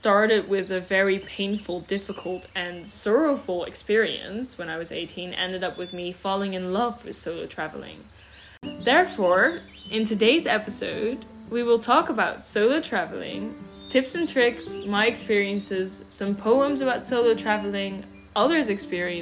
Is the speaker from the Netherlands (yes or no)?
yes; Netherlands; first language Dutch; English is a second language; also born or lived in Switzerland (French part) / London, United Kingdom; My mother tongue is Dutch